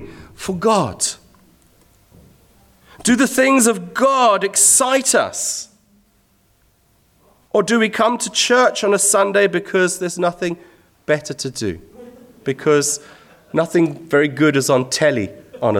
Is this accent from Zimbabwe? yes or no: yes; Zimbabwe; When I was a teenager growing up in Zimbabwe